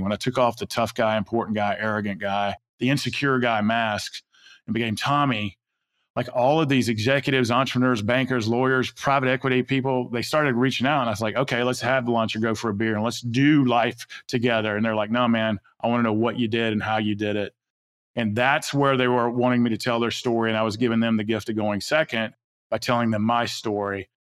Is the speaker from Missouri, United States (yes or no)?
no; Atlanta, Georgia, United States; I grew up in South Atlanta